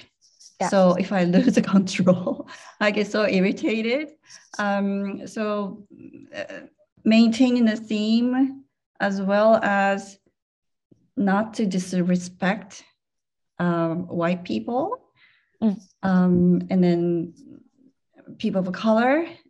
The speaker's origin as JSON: {"language": "English", "country": "Germany", "second_language": "English", "said": "I'm from Germany. The other person was from Taiwan, blah, blah, blah."}